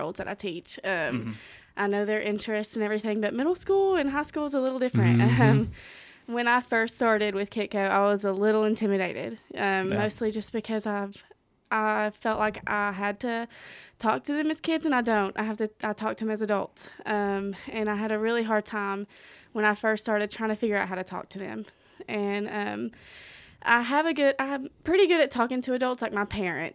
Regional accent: Strawberry Plains, Tennessee, United States; I grew up in Strawberry Plains, Tennessee.

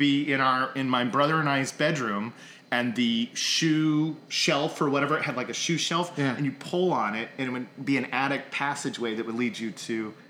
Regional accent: Tulsa, Oklahoma, United States; now in California, United States; I'm originally from Tulsa

